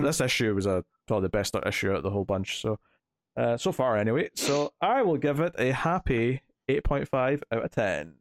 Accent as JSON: {"language": "English", "region": "Scotland", "country": "United Kingdom", "said": "I'm Scottish"}